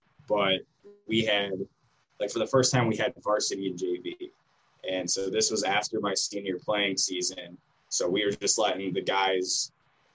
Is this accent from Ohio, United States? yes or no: yes; Cleveland, Ohio, United States; moved away as an adult; now in Defiance, United States; Yeah, so I'm from the Cleveland area